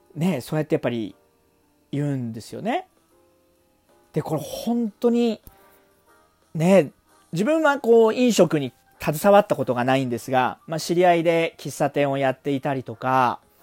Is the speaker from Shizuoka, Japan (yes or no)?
no; Chiba, Japan; 私の実家がありますこの千葉